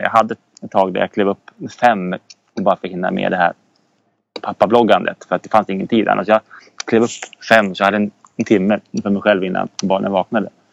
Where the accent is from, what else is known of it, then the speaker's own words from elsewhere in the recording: Södertälje, Stockholm County, Sweden; moved away as an adult; now in Umeå, Sweden; uppväxt i Södertälje